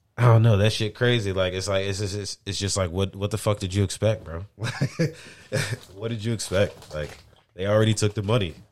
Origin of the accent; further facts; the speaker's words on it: St. Louis, Missouri, United States; I'm from Saint Louis